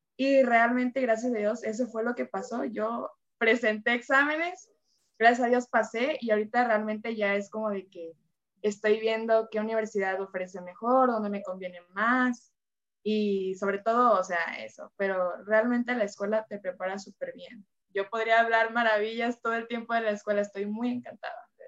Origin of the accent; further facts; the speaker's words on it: Veracruz, Mexico; now in Villahermosa, Mexico; yo soy de Veracruz y cuando me vine a Villahermosa